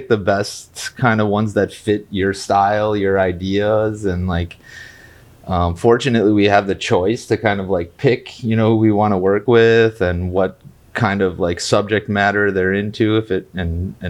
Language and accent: English; Wisconsin, United States; moved away as an adult; now in Austin, United States; I'm from Wisconsin, so man, this is like a normal day for a Wisconsin person